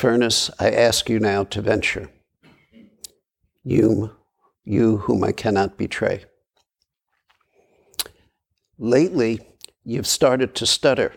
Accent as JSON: {"language": "English", "town": "New York City", "region": "New York", "country": "United States", "tie": "born or raised there", "moved": "as an adult", "said": "I was born and raised in Brooklyn"}